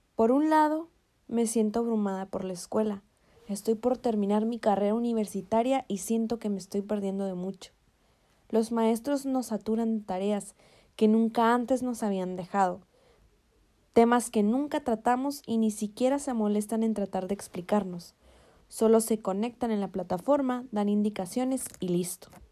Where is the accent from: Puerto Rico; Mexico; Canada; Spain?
Mexico; En mi país, México